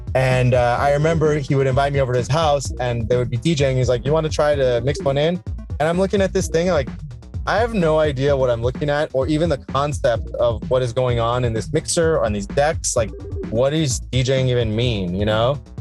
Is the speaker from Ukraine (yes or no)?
no; Iran; now in Laguna Beach, United States; I'm from Iran.